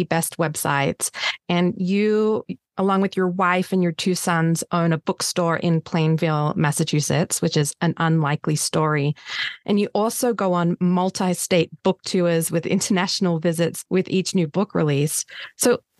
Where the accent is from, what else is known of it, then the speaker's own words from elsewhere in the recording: Australia; I'm Australian